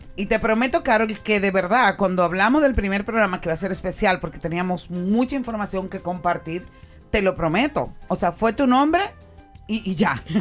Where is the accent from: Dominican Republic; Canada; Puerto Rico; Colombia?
Dominican Republic; como ciudadana dominicana, como mujer dominicana